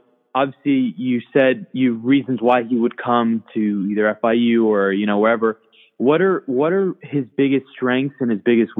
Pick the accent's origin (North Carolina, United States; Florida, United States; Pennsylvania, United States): Florida, United States; Kendall; I'm also born and raised in Kendall, so us Kendall boys